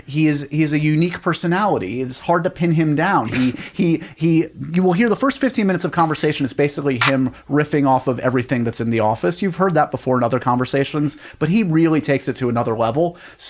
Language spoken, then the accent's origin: English; New York City, New York, United States; I grew up in the Upper West Side, the main streets of the Upper West Side.